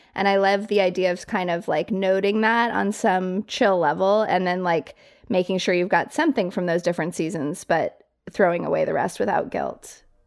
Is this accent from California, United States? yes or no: no; Colorado Springs, Colorado, United States; moved away as an adult; also born or lived in New York City; I grew up in Colorado Springs, like fairly small town, went to New York City for college